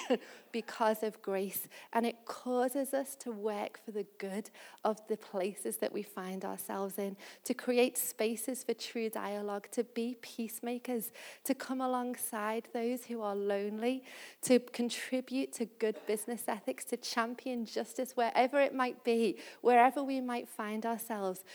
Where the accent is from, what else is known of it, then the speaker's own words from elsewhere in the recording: Liverpool, North West England, United Kingdom; I'm from Liverpool and I love talking about Liverpool.